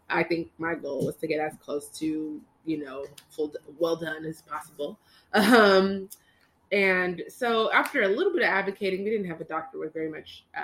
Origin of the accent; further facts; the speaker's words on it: California, United States; born and raised in Cali. Yes, we're California girls